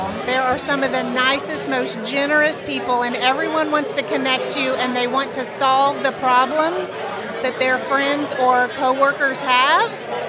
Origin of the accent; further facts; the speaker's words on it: Harrisonville, Missouri, United States; now in Tallahassee, United States; I was born in Missouri, actually, in a tiny little town called Harrisonville.